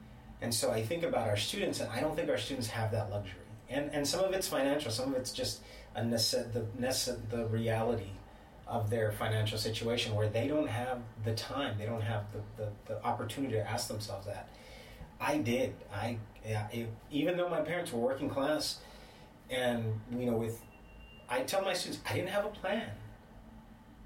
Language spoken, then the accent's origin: English; the Valley, Texas, United States; moved away as an adult; I'm from the Valley, but I went away to school